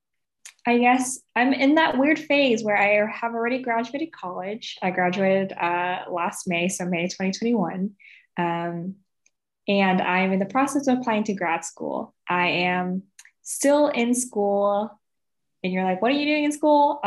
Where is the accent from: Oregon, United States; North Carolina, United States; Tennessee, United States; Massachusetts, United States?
Oregon, United States; Portland; I'm from Portland, Oregon. I was born and raised there.